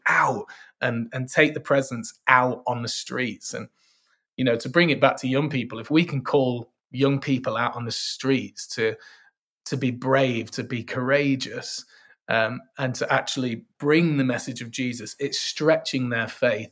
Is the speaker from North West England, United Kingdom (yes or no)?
yes; Manchester, North West England, United Kingdom; I'm from Manchester, sunny Manchester, uh, although we mainly just have rain